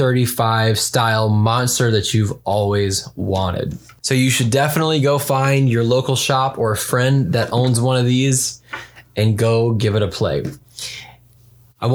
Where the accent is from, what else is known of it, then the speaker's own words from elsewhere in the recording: the South, United States; moved away; I'm originally from the South and I still have a deep love for that kind of like dirty Southern rock